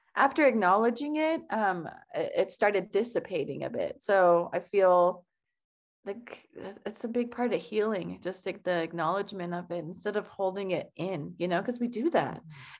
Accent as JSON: {"language": "English", "country": "Iran", "tie": "born or raised there", "moved": "yes", "said": "growing up in Iran"}